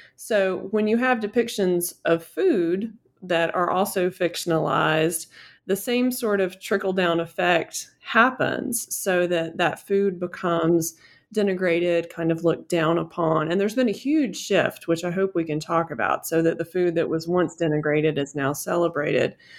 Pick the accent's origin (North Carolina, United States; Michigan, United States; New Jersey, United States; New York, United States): North Carolina, United States; Western; also born or lived in Utah; I grew up in Western North Carolina and my family has been here for a long time